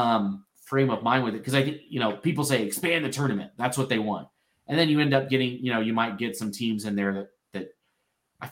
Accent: North Carolina, United States; now in Idaho, United States; I grew up in North Carolina

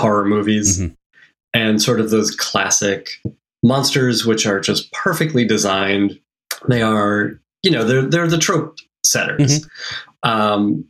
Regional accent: Boston, Massachusetts, United States; I grew up in Boston

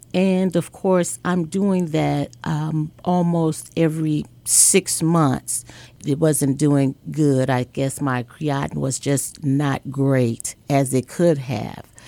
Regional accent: Chicago, Illinois, United States; I am a girl from Chicago, Illinois, on the south side of Chicago

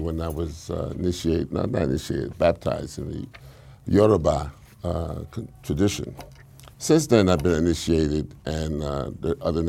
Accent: New York City, New York, United States; I'm from Harlem.

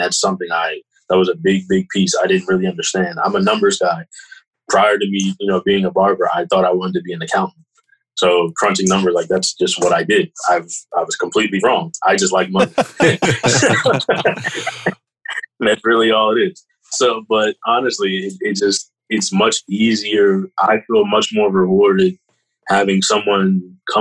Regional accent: Kennett Square, Pennsylvania, United States; growing up in Kennedy and Chester County, living around here

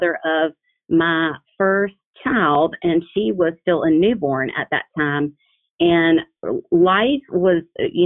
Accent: South Carolina, United States; moved away as an adult; also born or lived in New York; although I'm born and raised in South Carolina and went to college in South Carolina

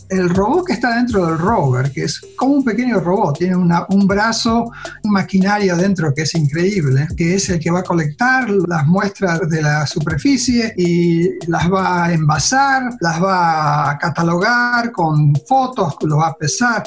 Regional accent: Rosario, Santa Fe, Argentina; also born or lived in United States; now in Pasadena, United States; nací en Rosario, a Santa Fe, Argentina, y ahora estoy trabajando para NASA

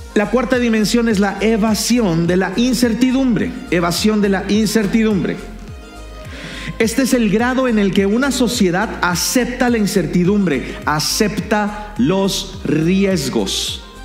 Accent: Mexico

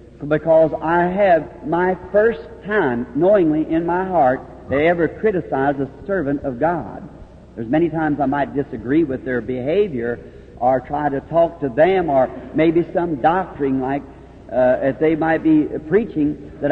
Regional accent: United States; Louisville, Kentucky, across from my hometown

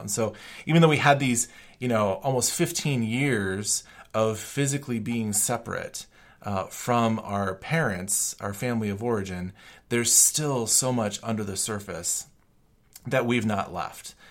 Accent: Colorado, United States; moved away as an adult; also born or lived in Chicago / Germany; I was from Colorado

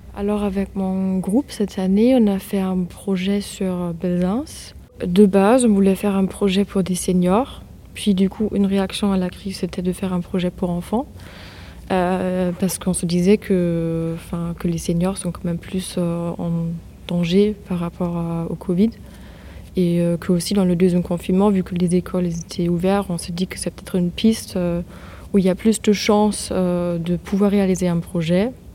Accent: Germany; now in France; moi, je viens de l'Allemagne

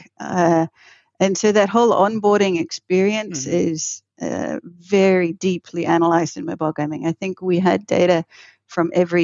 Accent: New Zealand; I'm originally from New Zealand.

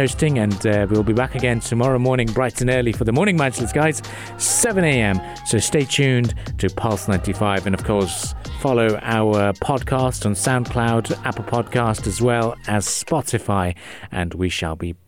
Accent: Karachi, Sindh, Pakistan; now in United Arab Emirates; I hail from Karachi originally

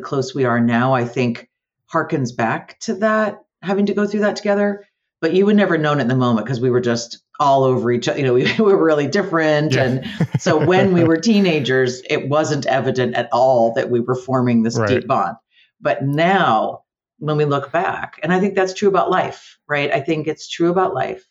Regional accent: Amherst, Massachusetts, United States; also born or lived in Yonkers, New York / Eugene, Oregon; ended up in Amherst, Massachusetts. So that's where I lived. That's where I've been in Western Massachusetts most of my adult life and my young life

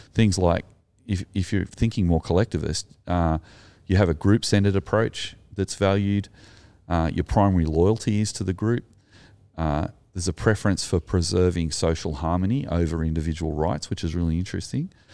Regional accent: Sutherland Shire, New South Wales, Australia; I'm Anglo, I'm from the Sutherland Shire

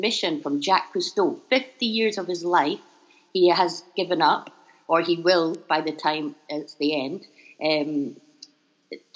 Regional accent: Edinburgh, Scotland, United Kingdom; moved away as an adult; also born or lived in Japan / Libya / China / Tanzania; now in Bangkok, Thailand; you'll probably tell I'm from Scotland, so I hope you can all understand me. I'm from Edinburgh.

